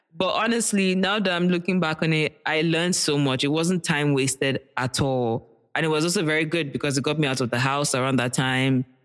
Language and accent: English; Nigeria; being a Nigerian child in a Nigerian household